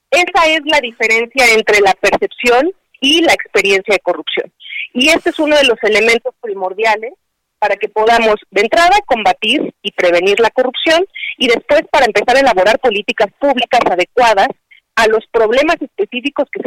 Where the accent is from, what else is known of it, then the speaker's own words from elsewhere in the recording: Mexico; somos los únicos mexicanos que estamos